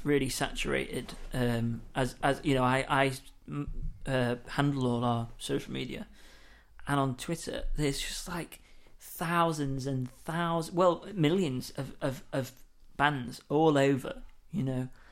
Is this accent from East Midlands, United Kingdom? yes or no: yes; Lincoln, East Midlands, United Kingdom; moved away; I come from Lincoln, that's where it's brought up